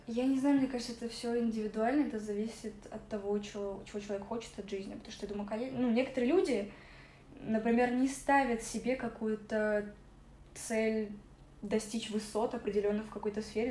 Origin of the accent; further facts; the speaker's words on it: Moscow, Russia; also born or lived in Ukraine; это мой родной город